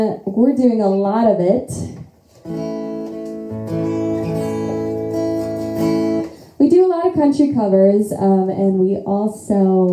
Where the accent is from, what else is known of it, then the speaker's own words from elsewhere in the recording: McHenry, Illinois, United States; We are from McHenry, Illinois